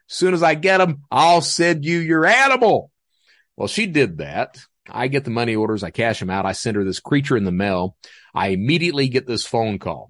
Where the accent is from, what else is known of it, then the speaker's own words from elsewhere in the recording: Hazard, Kentucky, United States; also born or lived in Panama City, Florida; That's where I'm from is Hazard, so those floods that were on C N N, that epicenter, that's my hometown